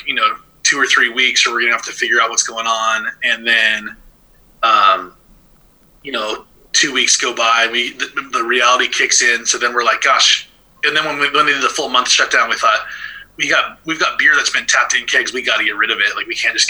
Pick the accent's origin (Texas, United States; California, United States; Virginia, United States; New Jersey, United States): California, United States; Thousand Oaks; also born or lived in Oregon; I grew up in Thousand Oaks, Newbury Park, just south of Ventura